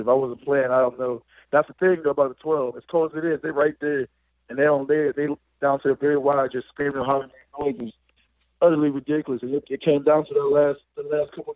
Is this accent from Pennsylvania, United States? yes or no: yes; Pittsburgh, Pennsylvania, United States; moved away as an adult; I'm from Pittsburgh